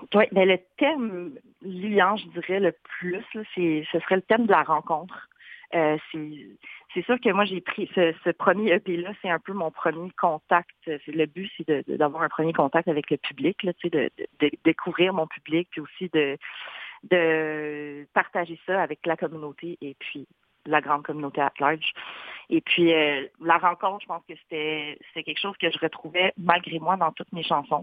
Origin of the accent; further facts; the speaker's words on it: Gatineau, Quebec, Canada; also born or lived in Wendake / Ottawa / Montreal; j'ai grandi à Gatineau.